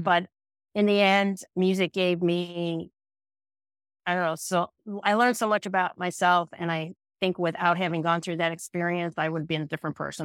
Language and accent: English; Western New York, United States; moved away as an adult; also born or lived in Boston; I grew up in Western New York